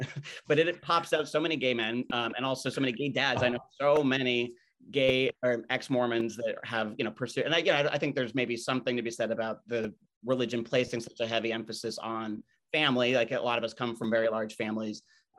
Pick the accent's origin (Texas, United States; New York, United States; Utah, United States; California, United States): New York, United States; it also being a New Yorker, it's also really fun to just watch this, you know, era of New York.